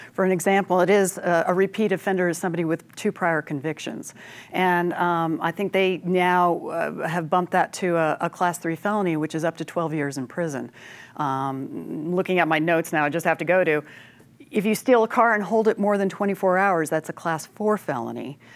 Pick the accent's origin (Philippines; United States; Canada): United States; Gunnison, Colorado; I am from Gunnison